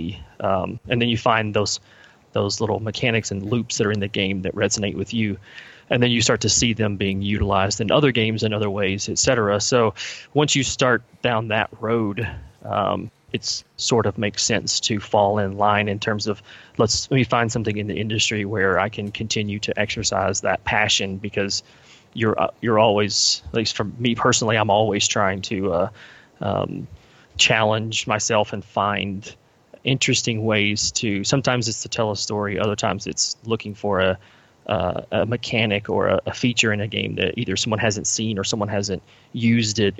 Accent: Kentucky, United States; So I'm from Kentucky. Born and raised here, still live here currently

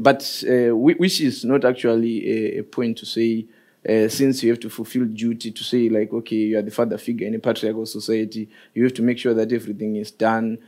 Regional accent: Zimbabwe; moved away as an adult; now in Norway; I'm actually from Zimbabwe

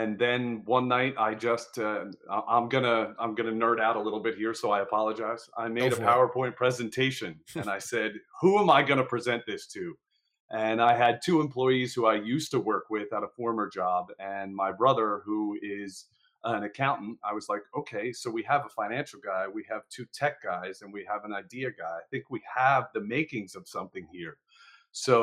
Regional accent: New Jersey, United States; I'm from Jersey

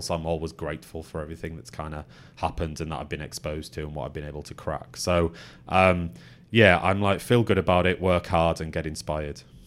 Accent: the Northwest, North West England, United Kingdom; moved away as an adult; now in London, United Kingdom; that's what mum and dad instilled in me growing up in the Northwest

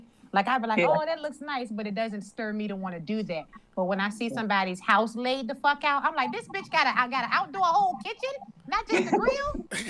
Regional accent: Richmond, Virginia, United States; also born or lived in New York; No, I'm from Richmond.

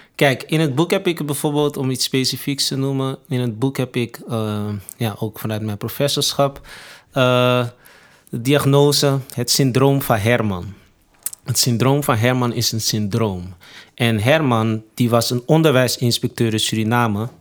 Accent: Amsterdam, North Holland, Netherlands; ben opgegroeid in Amsterdam Zuidoost

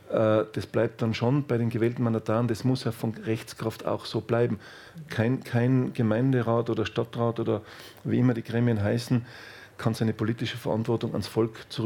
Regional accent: Austria; das kann ich als Österreicher schon sagen

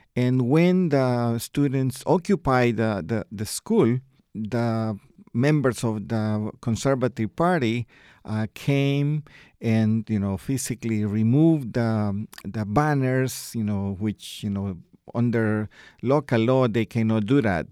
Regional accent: El Salvador; I myself, I am from El Salvador

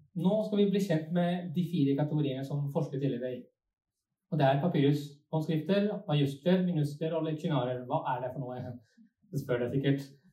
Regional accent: Sweden; accent: Svorsk; Norwegian is a second language; now in Norway; Jeg vokste opp i Sverige, så kanskje det blir litt sånn svorsk

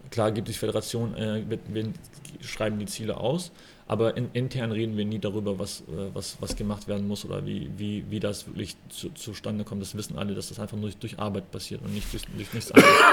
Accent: West Germany, Germany; also ich bin halt im Osten geboren, im Westen aufgewachsen, im Westen studiert und dann wieder in den Osten ähm, als Profi zu arbeiten

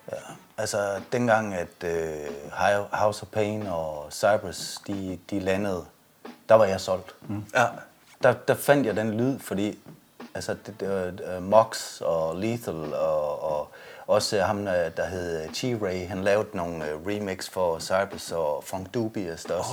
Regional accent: Jutland, Denmark; vi er jo jyder

